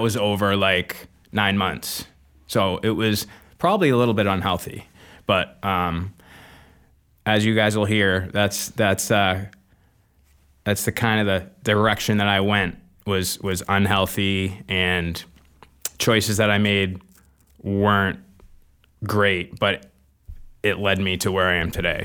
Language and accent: English; Manchester, New Hampshire, United States; grew up in Manchester, New Hampshire, um, born and raised